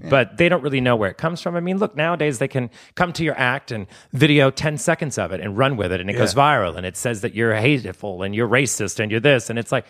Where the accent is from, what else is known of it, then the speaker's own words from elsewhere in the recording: New Orleans, Louisiana, United States; Because I'm from New Orleans. We have tombs everywhere.